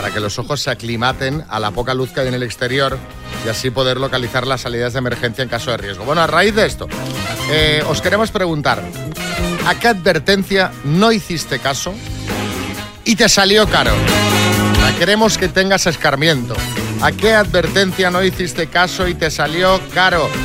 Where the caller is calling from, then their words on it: Seville, Andalusia, Spain; Hola Xavi … de Pila, mira, de Sevilla.